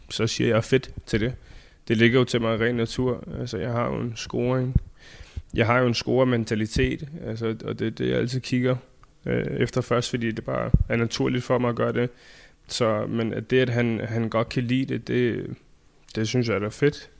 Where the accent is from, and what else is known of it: Denmark; now in Phoenix, United States